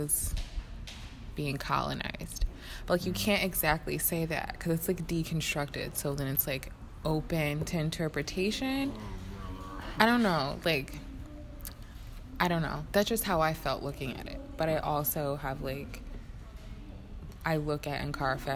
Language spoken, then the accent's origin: English; United States; being an American